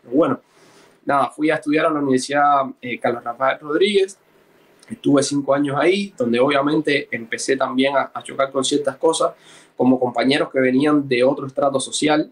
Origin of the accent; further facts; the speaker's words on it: Cruces, Cienfuegos, Cuba; moved away as an adult; now in Uruguay; fueron a vivir a, las afueras del municipio Cruces, que es donde yo nací en 1985, y ahí me crié y viví toda mi vida hasta octubre de 2016, que salí de Cuba eh, a los 31 años